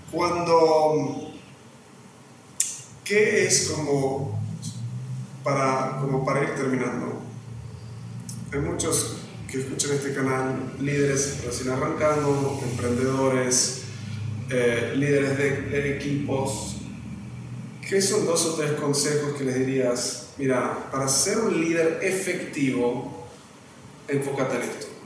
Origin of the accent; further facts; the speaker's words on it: Argentina; now in Mexico; soy argentino, ahora sí, soy bien argentino en comparado acá. Voy a Uruguay, no sé nada, vengo a México, estoy aprendiendo de cero.